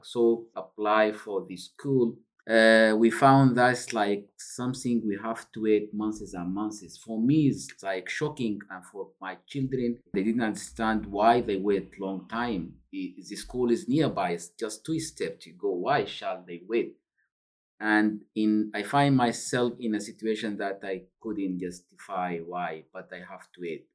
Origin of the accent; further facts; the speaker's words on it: Sudan; now in United Kingdom; I'm a refugee originally from Sudan